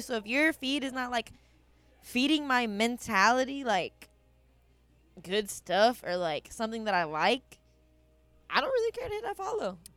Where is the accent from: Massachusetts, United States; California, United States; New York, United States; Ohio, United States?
Ohio, United States; Canton; I was born in Canton, Ohio